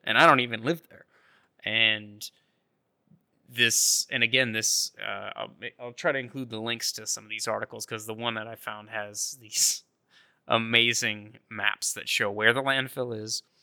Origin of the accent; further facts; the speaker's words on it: North Idaho, United States; near where I grew up in North Idaho, the Silver Valley